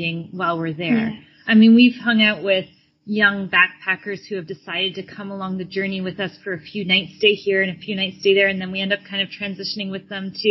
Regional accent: Canada; moved away as an adult; also born or lived in Florida; we're originally from Canada

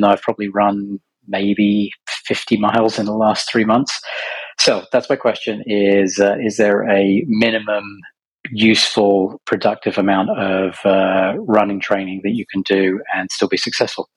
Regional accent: Bedfordshire, East of England, United Kingdom; moved away as an adult; now in United States; I'm from Bedfordshire, so, you know, posh Essex

